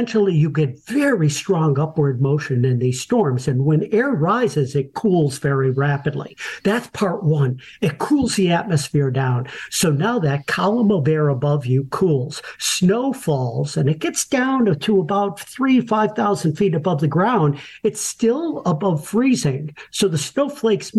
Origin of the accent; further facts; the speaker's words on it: Buffalo, New York, United States; I was born and raised in Buffalo, New York, in one of the snowiest areas in the entire United States